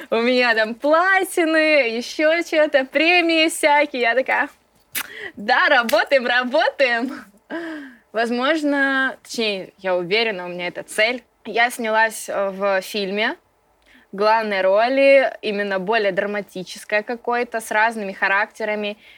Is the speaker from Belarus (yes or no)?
no; Ukraine; Родом я с Украины. Папа у меня с Украины.